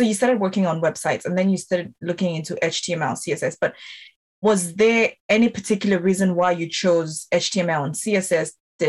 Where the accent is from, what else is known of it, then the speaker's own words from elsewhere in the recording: Zambia; moved away; I am originally from Zambia